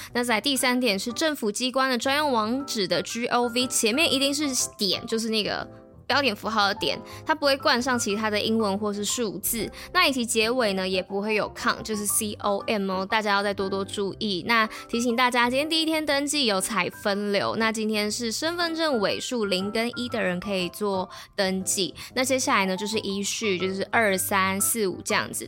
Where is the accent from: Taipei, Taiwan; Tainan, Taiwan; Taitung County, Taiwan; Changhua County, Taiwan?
Taipei, Taiwan; 果然我们就是台北人